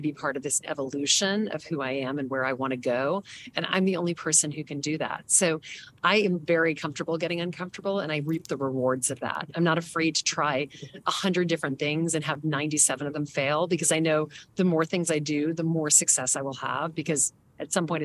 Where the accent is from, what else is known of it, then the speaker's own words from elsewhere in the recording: the South, United States; now in New York, United States; I grew up in the South